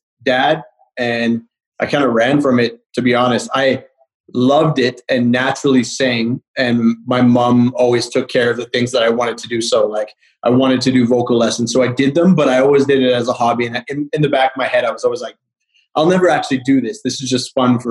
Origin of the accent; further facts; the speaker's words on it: Calgary, Alberta, Canada; now in Toronto, Canada; I live in Toronto, but I'm from Calgary.